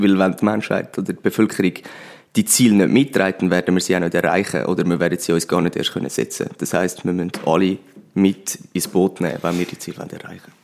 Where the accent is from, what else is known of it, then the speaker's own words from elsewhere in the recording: Pfäffikon, Zurich, Switzerland; moved away as an adult; now in Winterthur, Switzerland; vorher bin ich im Zürcher Oberland in Pfäffiken aufgewachsen